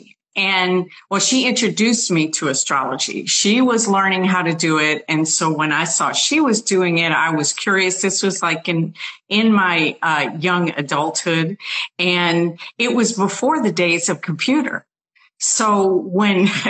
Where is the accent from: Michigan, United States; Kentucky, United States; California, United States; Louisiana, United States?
Louisiana, United States; New Orleans; I was born in New Orleans